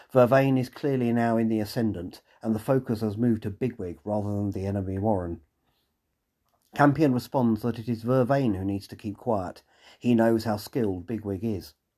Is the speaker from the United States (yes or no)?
no; England, United Kingdom; being typically English